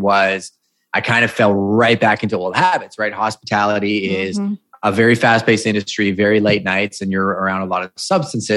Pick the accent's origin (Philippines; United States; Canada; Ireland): Canada; Montreal, Quebec; I was born and raised in Montreal